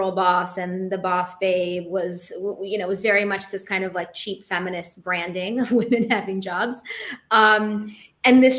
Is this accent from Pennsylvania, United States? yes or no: no; Seattle, Washington, United States; now in New York City, United States; I grew up in Seattle, which is a really progressive place